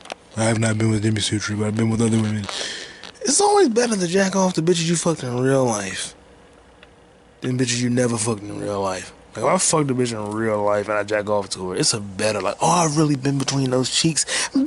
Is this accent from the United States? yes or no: yes; Atlanta, Georgia, United States; Yeah, I'm from Atlanta. … where the players play.